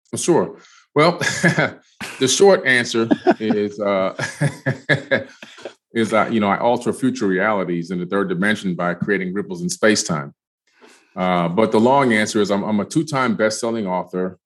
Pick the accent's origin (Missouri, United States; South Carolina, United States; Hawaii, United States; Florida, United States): Florida, United States; Miami; also born or lived in Queens, New York; moved to Miami. My family moved to Miami, I should say, in the 70s, is 1977.